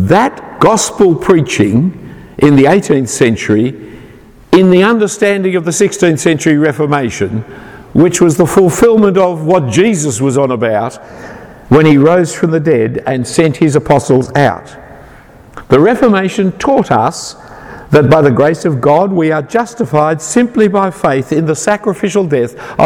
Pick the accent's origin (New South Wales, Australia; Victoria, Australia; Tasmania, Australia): New South Wales, Australia; Sydney; I'm an Australian. I'm not even that really. I'm a Sydney sider.